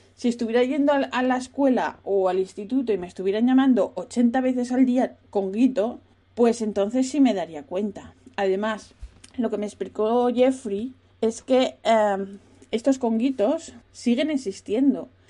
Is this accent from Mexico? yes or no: no; Spain; also born or lived in United States / France; now in Netherlands; ahora que estoy viviendo en Holanda, sí que noto racismo, pero de país pobre, porque vengo de España